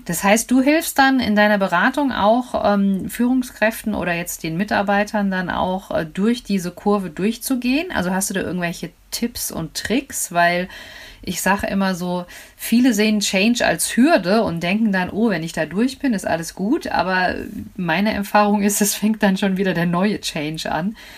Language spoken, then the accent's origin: German; Frankfurt, Hesse, Germany; ich komme ja hier aus Frankfurt